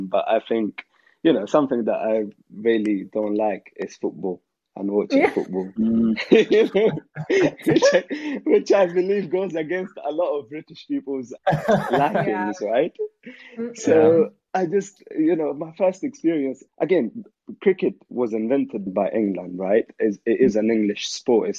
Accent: Afghanistan; now in United Kingdom; I had as a child growing up in Afghanistan

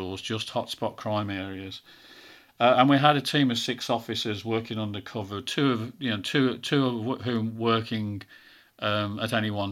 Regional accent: Birmingham, West Midlands, United Kingdom; accent: Brummie; I'm a Brummie, as you can tell

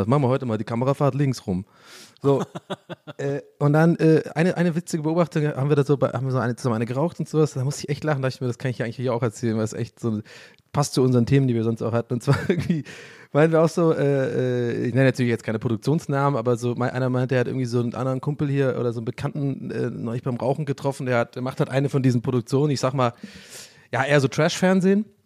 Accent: Cologne, North Rhine-Westphalia, Germany; born there; Ja, ich bin ja, ich bin ja am Friesenplatz geboren.

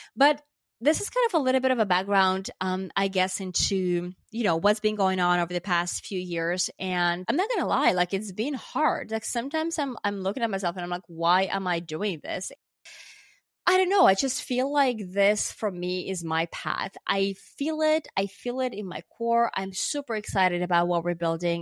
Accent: Finland; moved away as an adult; also born or lived in New York, United States; now in Los Angeles, United States; I'm from Finland

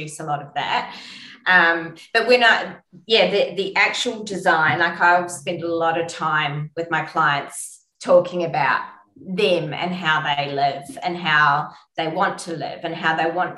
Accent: Palmerston North, Manawatū-Whanganui, New Zealand; now in Australia; growing up in Palmerston North, it was all green

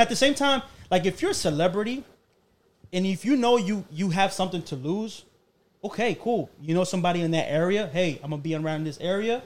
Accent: Colombia; moved away; I come from Colombia.

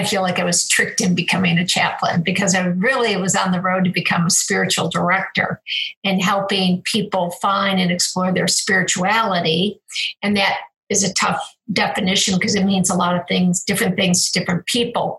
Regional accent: Cleveland, Ohio, United States; I was born in Cleveland

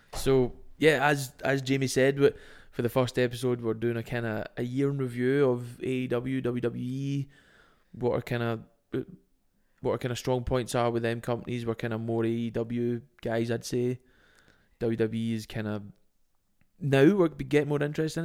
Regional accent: Scotland, United Kingdom; we are Scottish

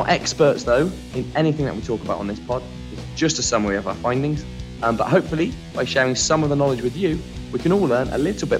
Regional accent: United Kingdom; also born or lived in United States; being British

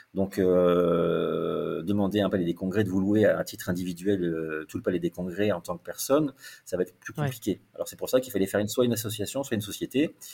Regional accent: the South, southern France, France; moved away; also born or lived in Paris; je suis du Sud

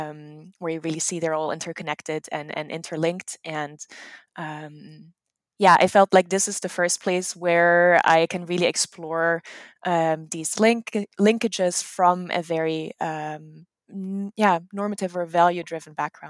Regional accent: Netherlands; English is a second language; now in United States; I am from the Netherlands. My mom is German-American, so there is a little bit of a family connection to the US.

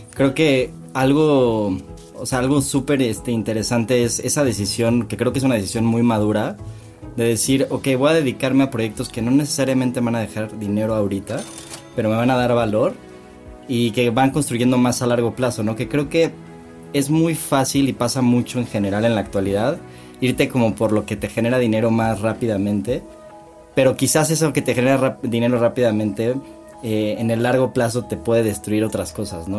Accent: Cuernavaca, Morelos, Mexico; los tres crecimos juntos en Cuernavaca

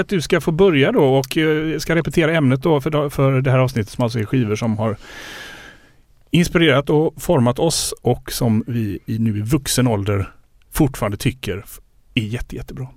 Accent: Landvetter, Västra Götaland, Sweden; also born or lived in United States; bodde i Landvetter utanför Göteborg

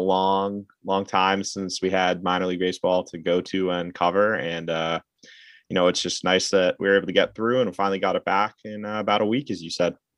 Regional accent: Massachusetts, United States; I'm from the Massachusetts.

